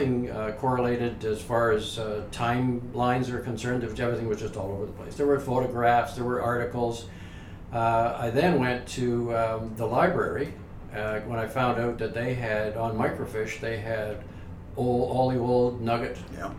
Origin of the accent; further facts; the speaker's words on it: Toronto, Ontario, Canada; moved away as an adult; I'm from the West End of Toronto